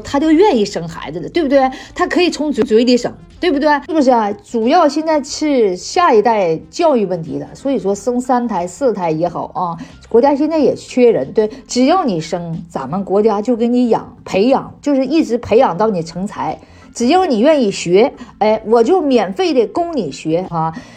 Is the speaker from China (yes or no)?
yes; China; 我们作为中国人